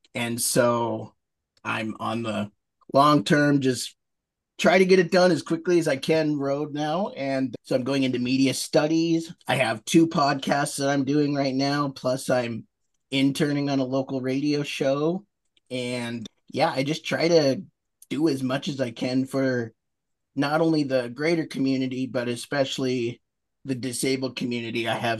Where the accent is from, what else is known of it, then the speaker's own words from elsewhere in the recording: Billings, Montana, United States; also born or lived in Great Falls, Montana; I was born in Great Falls, Montana. And then I've lived here since I was 11. So okay. I call Billings my hometown.